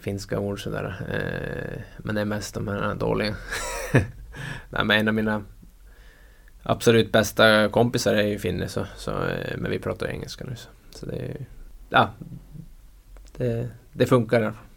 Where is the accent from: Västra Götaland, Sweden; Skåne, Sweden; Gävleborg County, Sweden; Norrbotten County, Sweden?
Norrbotten County, Sweden; Övertorneå; also born or lived in Russia; now in Luleå, Sweden; jag är stolt Tornedaling